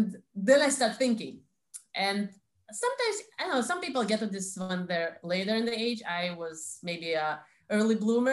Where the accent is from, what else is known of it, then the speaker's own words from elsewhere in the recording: Saint Petersburg, Russia; accent: Russian; English is a second language; now in Israel; I was born in St. Petersburg, or shall I say Leningrad